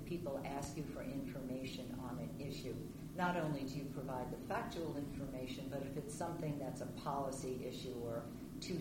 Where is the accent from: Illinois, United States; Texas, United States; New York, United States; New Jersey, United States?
New Jersey, United States; moved away as an adult; now in Rockville, United States; I hail from New Jersey, came down here for college, loved this area, and never left